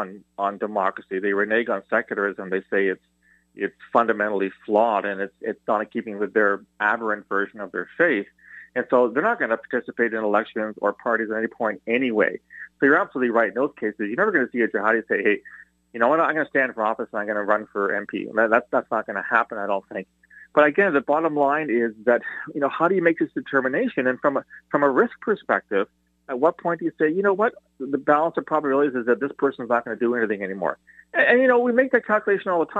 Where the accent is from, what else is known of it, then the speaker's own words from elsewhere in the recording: Canada; as a former CSIS guy, but as a Canadian